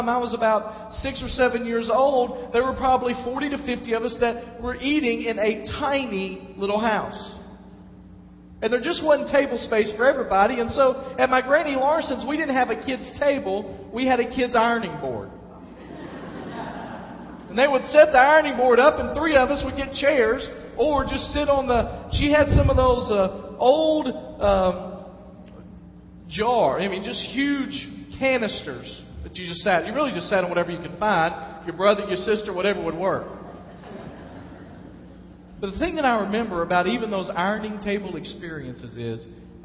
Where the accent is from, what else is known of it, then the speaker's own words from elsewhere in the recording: Dyersburg, Tennessee, United States; moved away; I grew up in Dyersburg